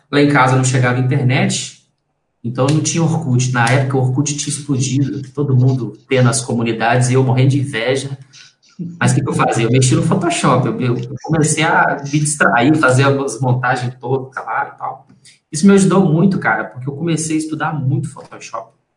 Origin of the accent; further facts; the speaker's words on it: Belo Horizonte, Minas Gerais, Brazil; Eu nasci em Belo Horizonte, nasci no, no Hospital Dom Bosco, que fica em Venda Nova, zona norte de, de, de Belo Horizonte